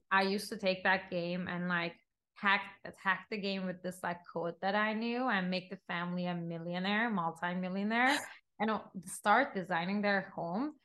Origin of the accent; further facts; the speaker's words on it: Istanbul, Turkey; moved away as an adult; also born or lived in Los Angeles; now in New York, United States; I'm Turkish, born and raised in Istanbul, Turkey, and been in the States for the past decade, I would say almost